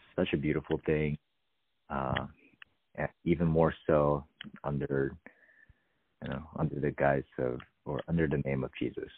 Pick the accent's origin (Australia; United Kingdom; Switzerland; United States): United States; California; being a Californian